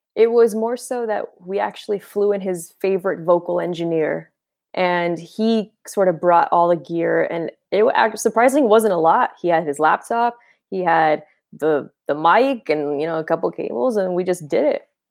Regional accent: Boston, Massachusetts, United States; now in Los Angeles, United States; I'm from Boston originally. I live in L A now.

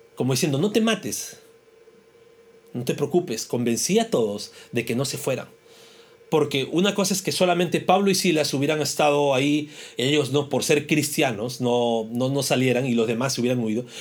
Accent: Peru; como peruanos

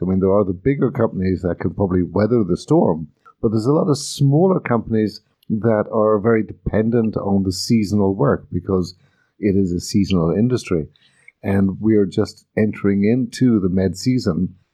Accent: Ireland; moved away; I come from Ireland, as does Maeve, and in Ireland we talk to everybody

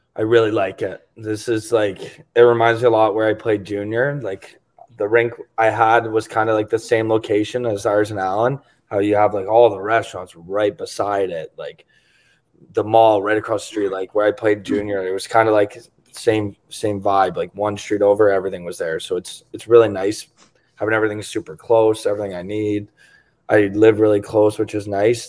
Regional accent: Toronto, Ontario, Canada; I'm from Toronto, like you said, so it's like people live and die by the sword for the Leafs

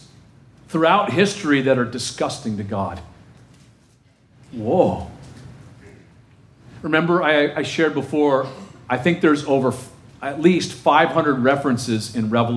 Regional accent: Texas, United States; I'm from Texas.

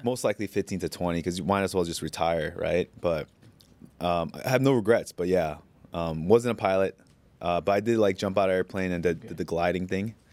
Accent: United States; moved away as an adult; now in Bangkok, Thailand; being an Asian kid growing up in America

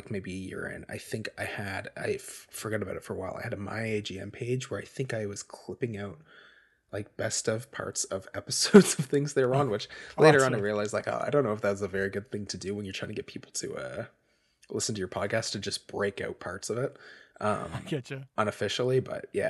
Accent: Nova Scotia, Canada; I am from Nova Scotia, Canada.

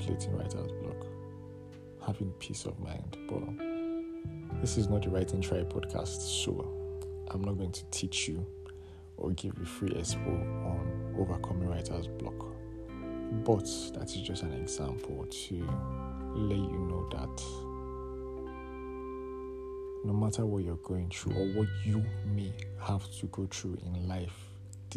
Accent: Nigeria; my home country, Nigeria

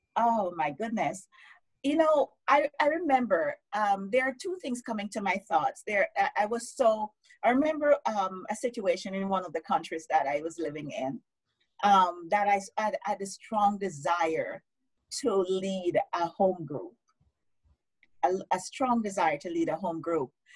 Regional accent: Jamaica; moved away as an adult; also born or lived in United States; now in Canada; growing up in Jamaica to going to the US, studying, moving to Canada, and, you know, um, living in Canada for the last what, 15, almost 16 years

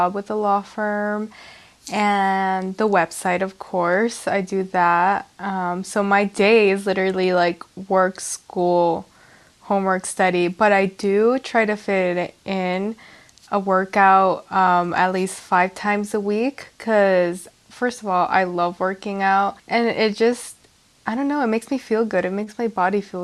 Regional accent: El Paso, Texas, United States; I was born and raised in Texas

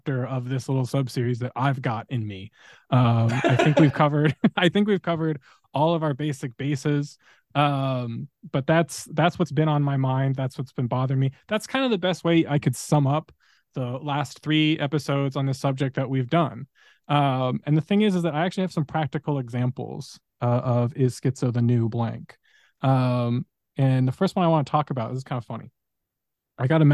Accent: Southern California, United States; moved away; I grew up in SoCal with wildfires

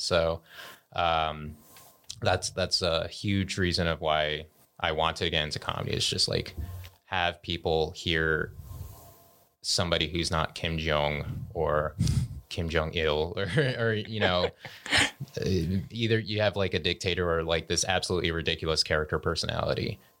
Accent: Colorado, United States; born there; So I am Cambodian American, meaning that both my parents are Cambodian, but I was actually born in Boulder County.

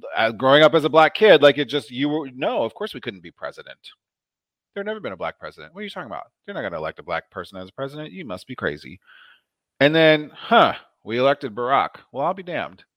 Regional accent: Omaha, Nebraska, United States; I grew up in a predominantly black neighborhood in Omaha

